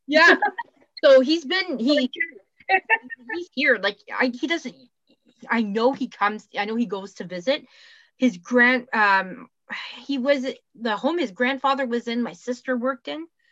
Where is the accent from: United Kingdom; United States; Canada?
Canada; accent: Canadian; I'm still Canadian